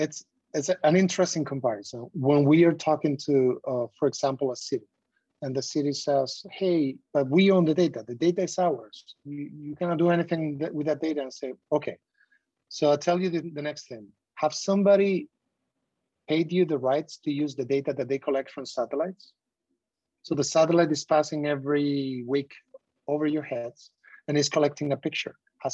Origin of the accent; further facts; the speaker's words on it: southwest Spain, Spain; I come from the Southwest Spain, where I used to go to the market, local market